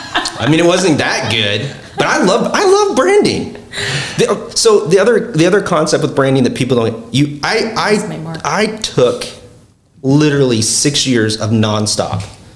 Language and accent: English; South Dakota, United States; I'm originally from South Dakota.